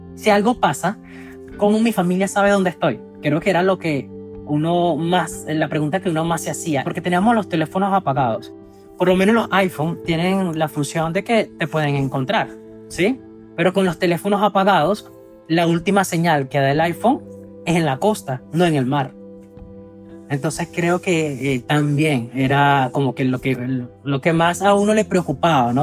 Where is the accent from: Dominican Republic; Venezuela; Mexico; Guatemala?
Venezuela; moved away as an adult; soy de Venezuela y tengo 29 años